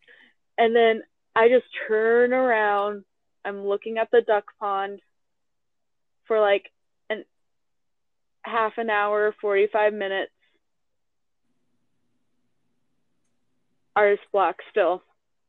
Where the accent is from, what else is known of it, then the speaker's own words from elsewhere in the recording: Las Vegas, Nevada, United States; I had just gotten back to my hometown, well, second hometown to me, Las Vegas